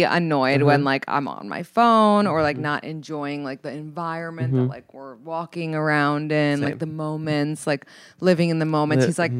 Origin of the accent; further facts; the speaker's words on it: New York City, New York, United States; I'm from New York City.